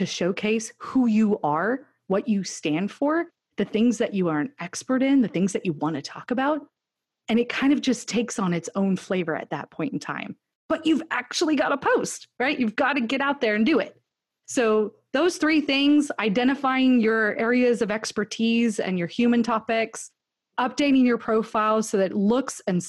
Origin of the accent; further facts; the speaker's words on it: California, United States; now in Austin, United States; I grew up in California